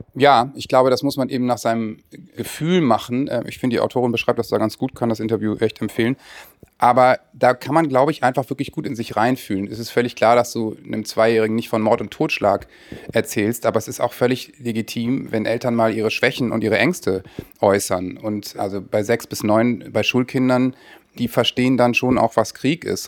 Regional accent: Northern Germany, Germany; ich als Norddeutscher

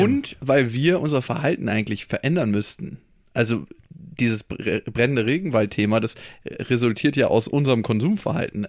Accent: Germany; wir als Deutsche

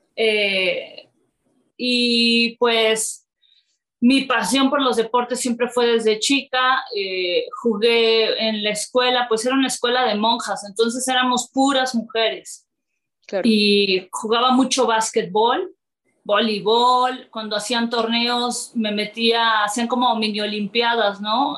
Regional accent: Córdoba, Veracruz, Mexico; moved away as an adult; now in Mexico City, Mexico; yo soy de Veracruz, soy de Córdoba, decido venirme a México

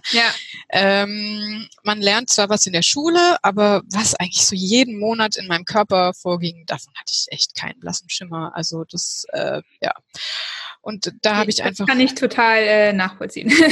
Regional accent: Heidelberg, Baden-Württemberg, Germany; ich komme aus Heidelberg und ich bin 38 Jahre alt.

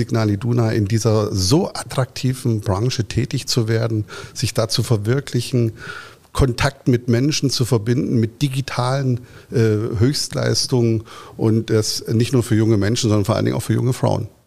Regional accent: Dortmund, North Rhine-Westphalia, Germany; All das erwarte ich in der Weiterentwicklung auch von meiner Heimatstadt Dortmund.

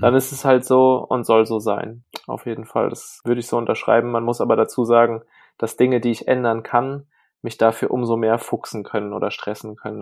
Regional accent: Burbach, North Rhine-Westphalia, Germany; der Ort, wo ich groß geworden bin, Burbach, hat ungefähr 5000 Einwohner

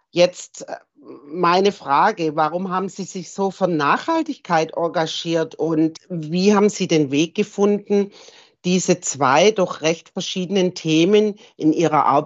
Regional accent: England, United Kingdom; German is a second language; wie ihr merkt, bin ich Engländerin

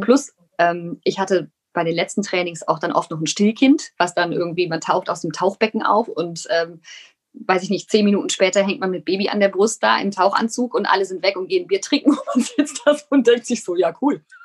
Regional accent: Rhineland, Germany; ich bin ja aus dem Rheinland. Ich kann zwar kein Kölsch

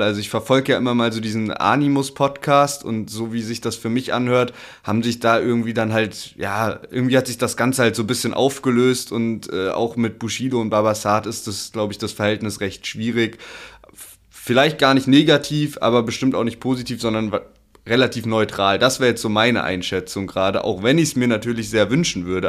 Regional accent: Heidelberg, Baden-Württemberg, Germany; als Heidelberger

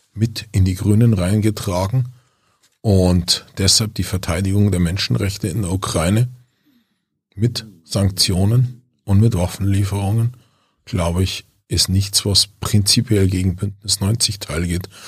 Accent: Germany

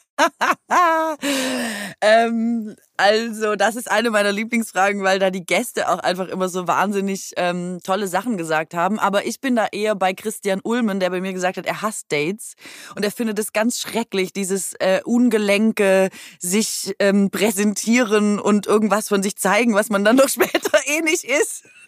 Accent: Aalen, Baden-Württemberg, Germany; moved away as an adult; also born or lived in Cologne; ich komme aus Aalen

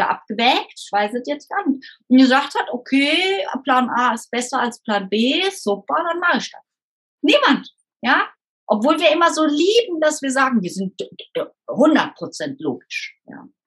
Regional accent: Rhineland, Germany; Ich bin Rheinländerin, ich feiere irgendwie das Leben

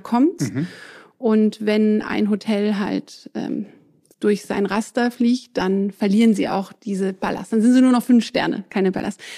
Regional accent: Southern Germany, Germany; first language French; moved away as an adult; also born or lived in England / France; now in Berlin, Germany; Ich bin in Süddeutschland aufgewachsen

